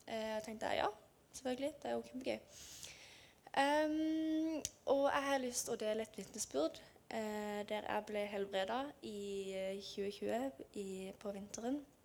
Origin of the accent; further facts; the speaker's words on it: Lyngdal, Agder, Norway; Jeg kommer fra Lyngdal og bor i Lyngdal